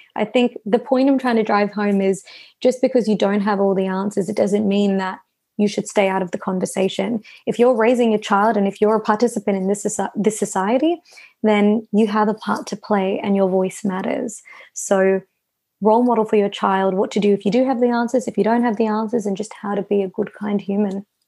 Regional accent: Melbourne, Victoria, Australia; I was born and raised here. Mum and dad moved over from India

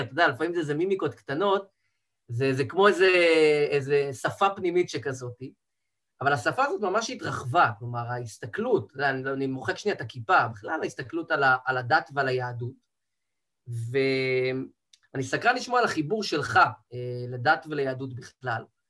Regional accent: Rehovot, Central District, Israel; now in Tel Aviv, Israel; גדלתי בבית דתי, ציונות דתית, מבחני עליו, מרחובות

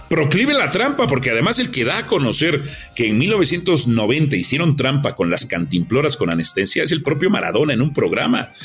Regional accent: Mexico; Nosotros somos extraordinarios los mexicanos para ofender

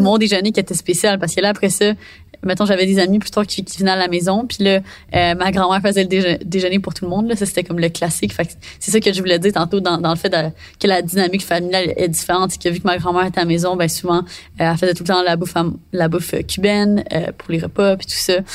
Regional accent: Quebec, Canada; je suis québécoise

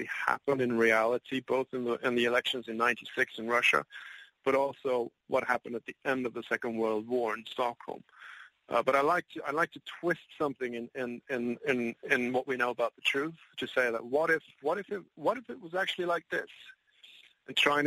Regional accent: England, United Kingdom; also born or lived in United States; now in Sweden; I was born in Sweden. I was raised in the United Kingdom. I've lived in America

